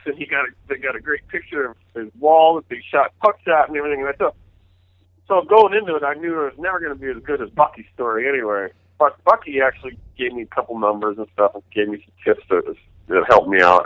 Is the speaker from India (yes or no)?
no; New Hampshire, United States; an Eastern guy growing up in New Hampshire.